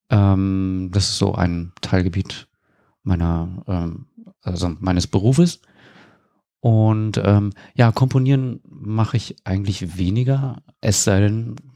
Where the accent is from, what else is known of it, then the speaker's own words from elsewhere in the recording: Berlin, Germany; also born or lived in Rostock; Genau, in Rostock geboren und in Berlin aufgewachsen.